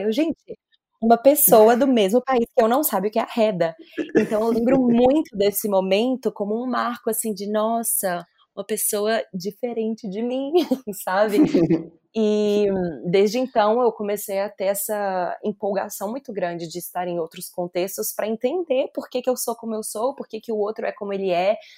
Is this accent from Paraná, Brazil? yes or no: no; Belo Horizonte, Minas Gerais, Brazil; moved away as an adult; also born or lived in São Paulo; saí de Belo Horizonte